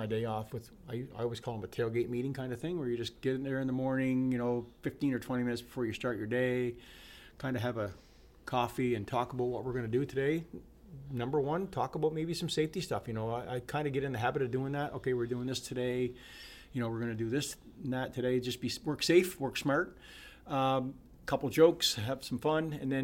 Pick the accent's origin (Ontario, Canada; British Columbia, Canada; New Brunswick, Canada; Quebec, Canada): New Brunswick, Canada; Sackville; I lived in Sackville my whole life. I've never lived more than 4 kilometers away from my original house.